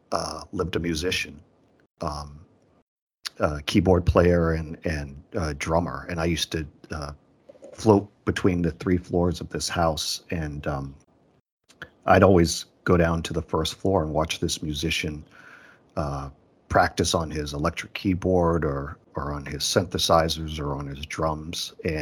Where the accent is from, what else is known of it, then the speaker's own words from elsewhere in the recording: Boston, Massachusetts, United States; I was about 6 years old. I grew up in Boston, Massachusetts, and I still live here.